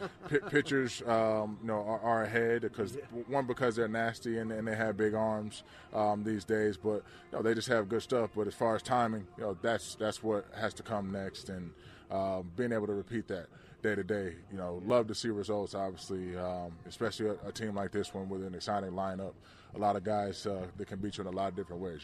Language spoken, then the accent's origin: English; Georgia, United States; growing up in Georgia